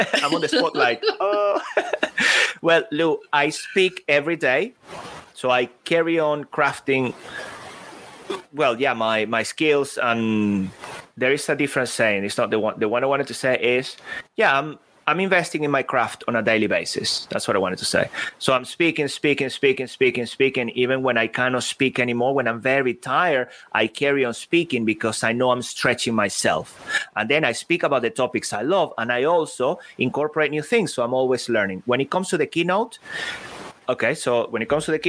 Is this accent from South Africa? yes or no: no; Venezuela; I was born in Venezuela. Then I moved to a very small city by the sea.